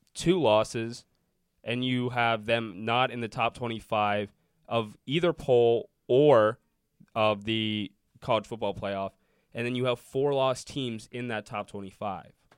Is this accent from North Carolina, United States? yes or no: no; Cincinnati, Ohio, United States; I'm from Cincinnati